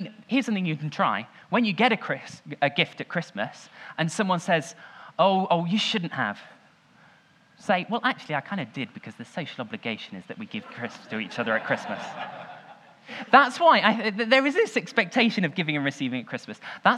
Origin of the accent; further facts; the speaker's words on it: Leicester, East Midlands, United Kingdom; I was born in the Leicester Royal Infirmary.